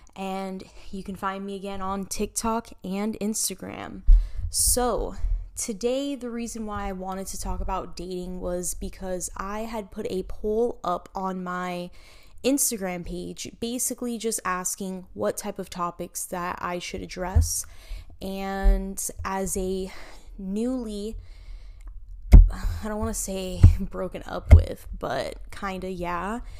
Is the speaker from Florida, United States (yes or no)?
yes; Miami, Florida, United States; was born and raised in Miami, Florida, and I am Cuban and Puerto Rican.